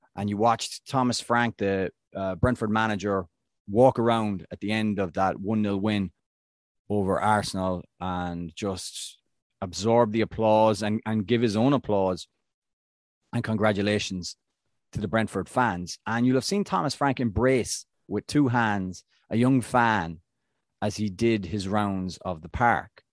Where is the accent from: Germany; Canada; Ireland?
Ireland; I'm Irish